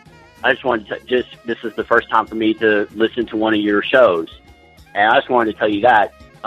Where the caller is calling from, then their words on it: Tulsa, Oklahoma, United States; I'm from Tulsa, Oklahoma.